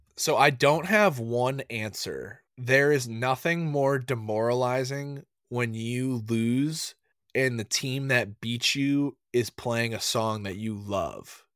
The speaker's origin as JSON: {"language": "English", "region": "New England", "country": "United States", "tie": "born or raised there", "said": "Growing up in New England"}